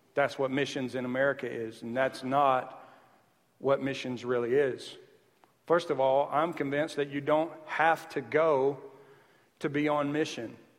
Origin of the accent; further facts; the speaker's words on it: the South, Southern United States, United States; accent: Southern; moved away; I'm Southern, but I've lived here for 10 years, so now I start to hear it. Even my accent annoys me sometimes